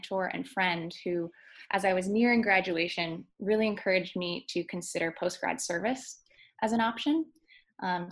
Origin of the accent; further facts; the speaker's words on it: Westford, Massachusetts, United States; also born or lived in South Bend, Indiana; I grew up outside of Boston in Westford, Massachusetts, so not too far from Chestnut Hill